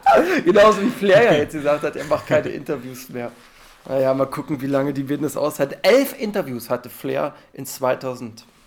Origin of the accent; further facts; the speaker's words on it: Germany; als Deutscher